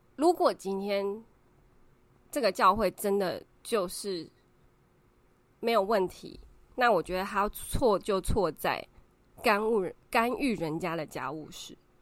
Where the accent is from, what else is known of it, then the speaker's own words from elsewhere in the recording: Taiwan; 我们台湾人的文化